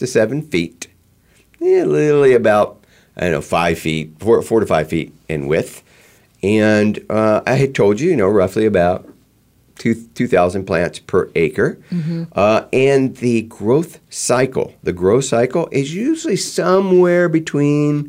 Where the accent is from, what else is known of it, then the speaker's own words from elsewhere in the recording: East Coast, United States; I grew up on the East Coast